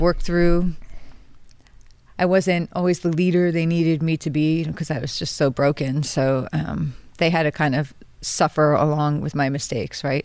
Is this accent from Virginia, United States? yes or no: no; New York, United States; I was born and raised here. I pay taxes here. My husband died in the New York Army National Guard.